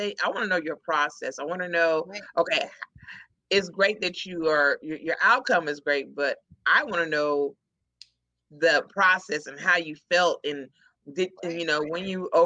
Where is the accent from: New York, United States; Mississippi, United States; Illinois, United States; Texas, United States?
Texas, United States; Houston; also born or lived in Dallas; I'm originally from Houston